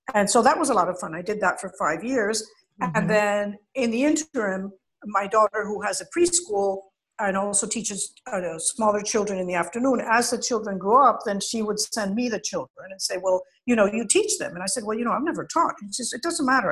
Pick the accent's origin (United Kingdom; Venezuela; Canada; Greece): Venezuela; Caracas, Capital District; I was born in Caracas, and my parents were European